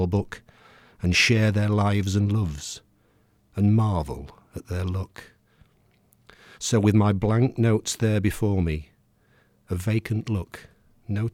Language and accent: English; Yorkshire and the Humber, United Kingdom; in the 1950s when I was growing up in Yorkshire